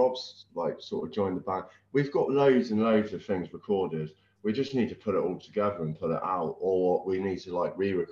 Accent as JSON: {"language": "English", "town": "Weymouth", "region": "South West England", "country": "United Kingdom", "tie": "born or raised there", "said": "we grew up in Weymouth."}